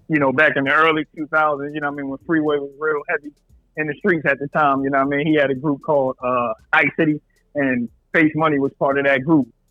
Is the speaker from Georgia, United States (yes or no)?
no; Philadelphia, Pennsylvania, United States; I'm from Philly